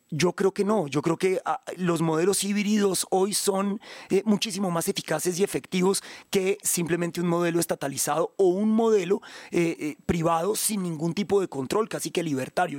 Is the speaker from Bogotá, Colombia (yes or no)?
yes; Bogotá, Colombia; Soy bogotano, claro, nacido, soy más bogotano que Monserrate